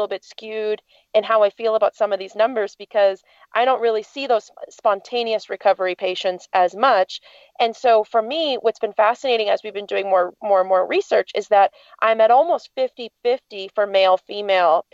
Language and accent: English; United States; as an American